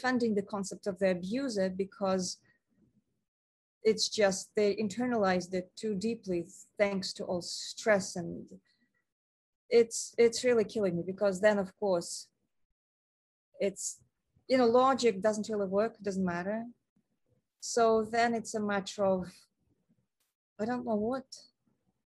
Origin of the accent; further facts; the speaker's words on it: Moscow, Russia; moved away; I come from Moscow.